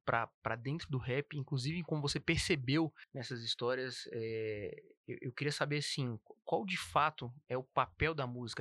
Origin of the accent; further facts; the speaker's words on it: Ceilândia, Federal District, Brazil; venho da Ceilândia